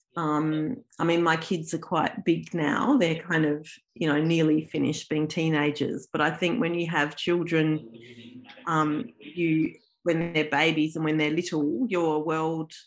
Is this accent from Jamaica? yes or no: no; Adelaide, South Australia, Australia; moved away as an adult; also born or lived in Melbourne, Australia; now in Canberra, Australia; I wasn't born in Australia, but my parents are both Australian, and I grew up in Adelaide, in South Australia